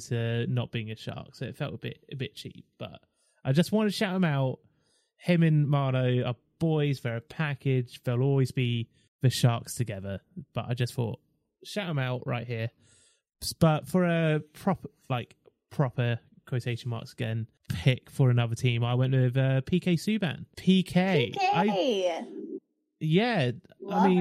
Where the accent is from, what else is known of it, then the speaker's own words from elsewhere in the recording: Milford, South East England, United Kingdom; I'm from Milford in Surrey.